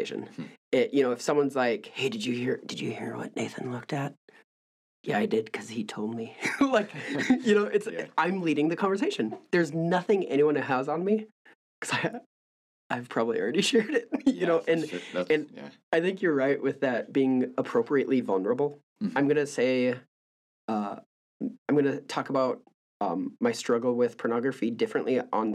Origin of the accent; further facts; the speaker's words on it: Midwest, United States; I'm from the Midwest up there